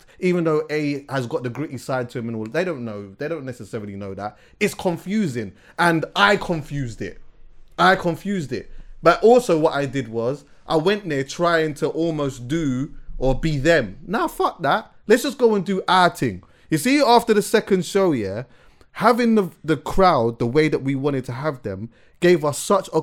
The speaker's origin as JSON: {"language": "English", "region": "England", "country": "United Kingdom", "said": "I'm here from England"}